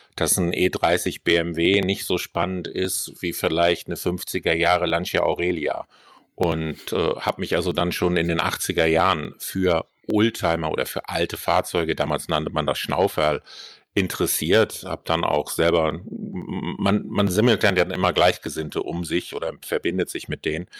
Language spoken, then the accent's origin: German; Kiel, Schleswig-Holstein, Germany; Ich bin Kieler und wir kennen uns auch noch aus der Kieler Forstbaumschule